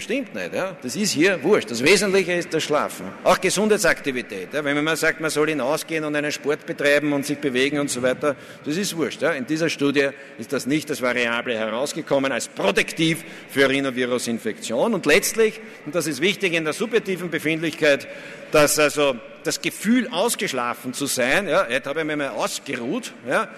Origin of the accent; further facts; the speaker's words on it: Vienna, Austria; als Wiener